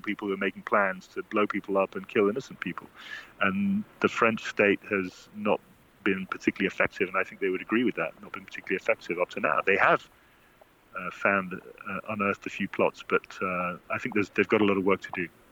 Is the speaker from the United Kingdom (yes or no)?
yes; United Kingdom; as a Brit.